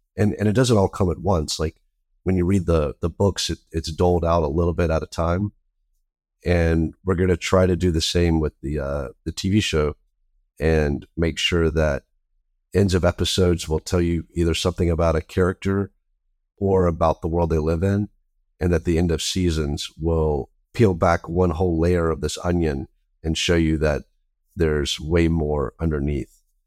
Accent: the South, United States; I grew up in the South

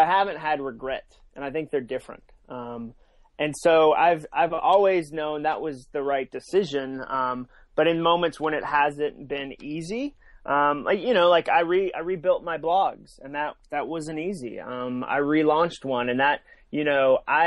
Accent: Massachusetts, United States; moved away as an adult; also born or lived in North Carolina / Birmingham, Alabama / Atlanta / Nashville; I grew up in Massachusetts

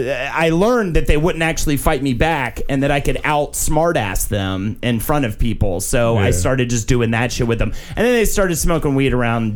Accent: Charlotte, North Carolina, United States; my hometown of Charlotte, North Carolina

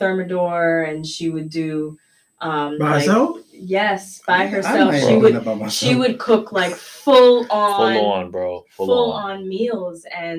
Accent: Belize; I do miss my grandmother used to do, you know, because we're from Belize, right?

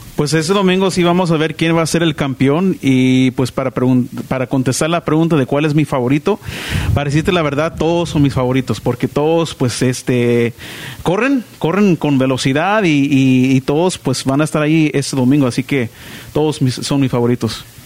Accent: Southern California, United States; De, pues aquí del sur de California, pero mis papás de, de Guaymas, Sonora

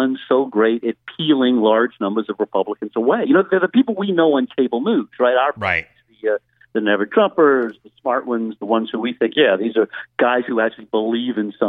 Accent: Louisiana, United States; now in New York City, United States; I'm speaking to you from Louisiana, my home state

